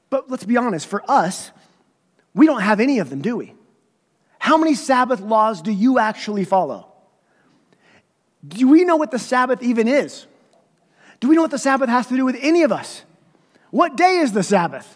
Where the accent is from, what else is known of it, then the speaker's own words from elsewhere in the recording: United States; moved away; I grew up in Redstone Marble. We would wear caps to church because it was so cold